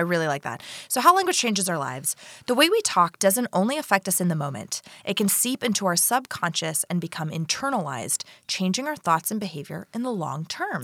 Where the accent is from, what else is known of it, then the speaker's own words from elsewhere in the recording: Florida, United States; I'm from Florida